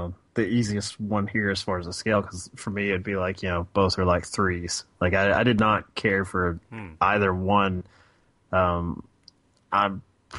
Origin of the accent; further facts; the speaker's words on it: United States; as an American